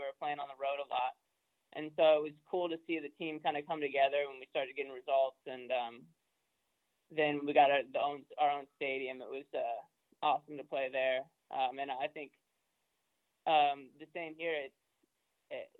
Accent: Austin, Texas, United States; moved away; I grew up in Austin

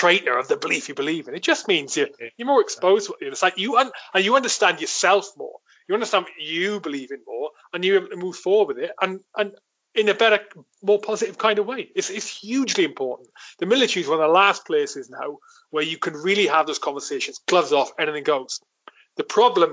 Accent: Wales, United Kingdom; moved away; I grew up in my village in Wales.

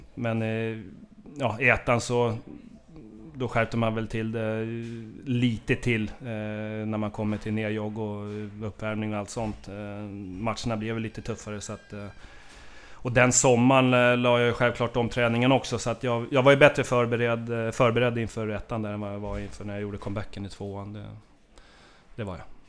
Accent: Haninge, Stockholm County, Sweden; vi är från Haninge båda två

